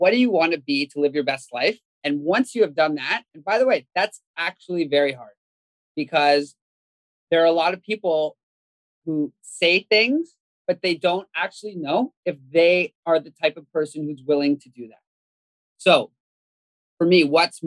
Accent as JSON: {"language": "English", "country": "Canada", "tie": "born or raised there", "said": "I grew up in Canada"}